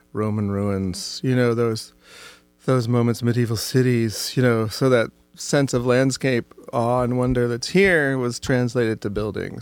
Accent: Oregon, United States; growing up in Oregon

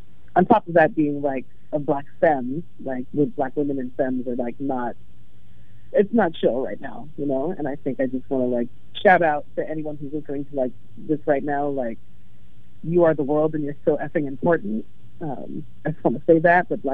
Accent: LA in the Bay Area, California, United States; now in Portland, United States; I grew up in LA in the Bay Area

